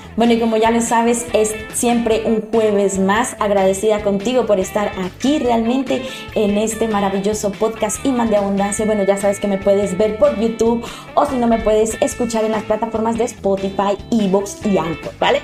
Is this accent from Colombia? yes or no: yes; Colombia; moved away; Yo soy colombiana de nacimiento eh, y adoro mi tierra